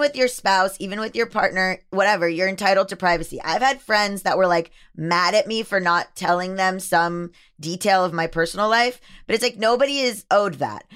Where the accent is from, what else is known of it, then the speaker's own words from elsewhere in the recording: Florida, United States; I am from Florida, born and raised